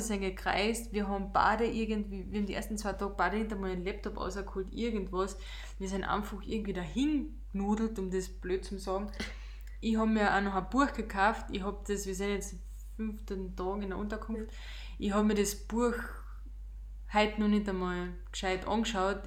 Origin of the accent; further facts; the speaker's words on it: Austria; wir als Österreicher